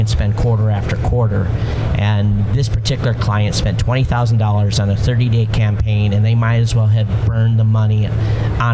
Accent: Hawaii, United States; I'm from Hawaii

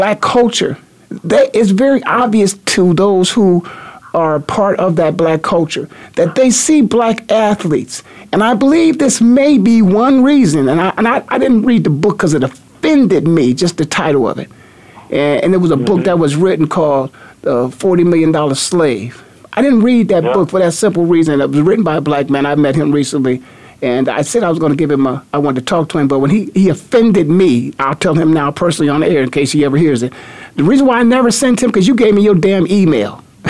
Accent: Canton, Ohio, United States; moved away; back in my hometown of Canton, Ohio.

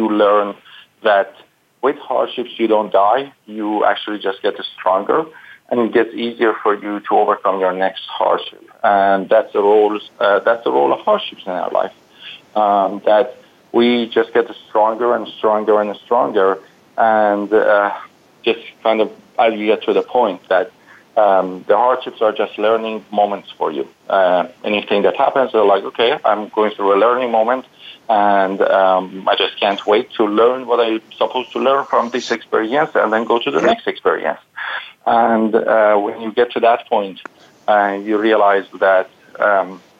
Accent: Iran; English is a second language; moved away as an adult

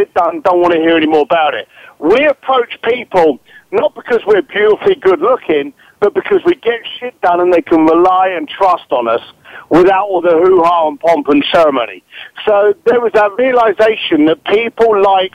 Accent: London, United Kingdom; now in Los Angeles, United States; I started off as a bricklayer from East London, and now I'm in Hollywood

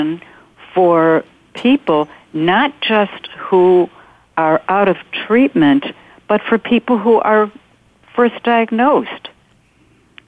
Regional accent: North Shore of Chicago, Illinois, United States; I'm from the North Shore of Chicago. I live about 30 miles north of Chicago

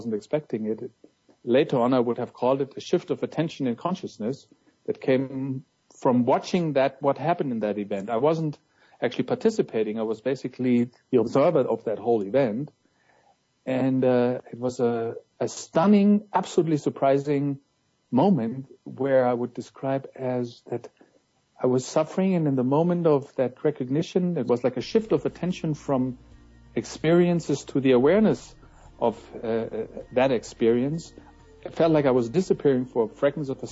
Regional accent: Munich, Bavaria, Germany; moved away; in my hometown Munich, you know, where my journey started

